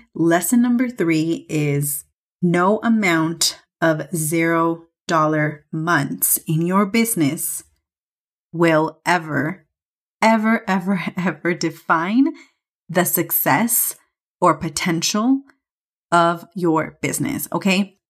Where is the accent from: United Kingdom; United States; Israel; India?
United States; California; moved away as an adult; now in Mexico City, Mexico; I'm obviously from California